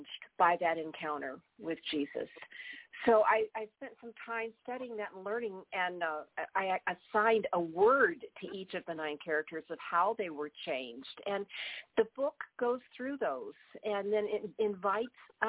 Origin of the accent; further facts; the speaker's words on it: Texas, United States; I grew up in the South in Texas